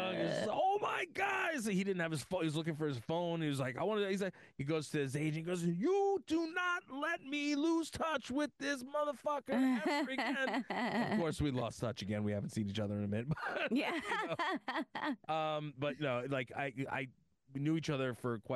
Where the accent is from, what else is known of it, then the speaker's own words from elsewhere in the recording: Uniondale, New York, United States; I grew up in Uniondale, New York.